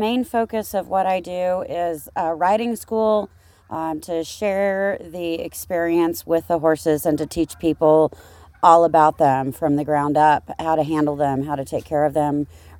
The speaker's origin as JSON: {"language": "English", "town": "Kansas City", "region": "Missouri", "country": "United States", "also_born_or_lived": "Liberty, Missouri", "moved": "as an adult", "lives_now": "Colorado, United States", "said": "I'm originally from Kansas City, Missouri, and moved out here after I graduated from college."}